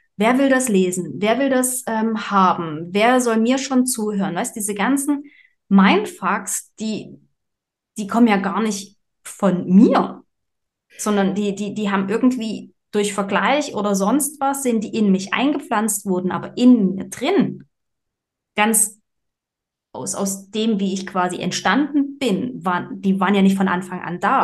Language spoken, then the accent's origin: German; Saxony, Germany; moved away; ich komme ja ursprünglich aus Sachsen